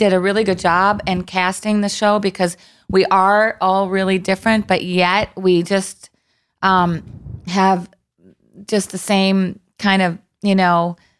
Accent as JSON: {"language": "English", "town": "Minneapolis", "region": "Minnesota", "country": "United States", "tie": "born or raised there", "said": "I love Minneapolis. It's my hometown."}